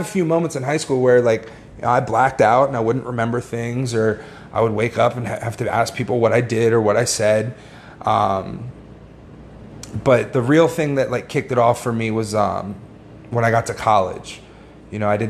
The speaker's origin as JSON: {"language": "English", "region": "Northern Virginia", "country": "United States", "moved": "as an adult", "lives_now": "South Florida, United States", "said": "originally I'm from Northern Virginia, just outside D.C"}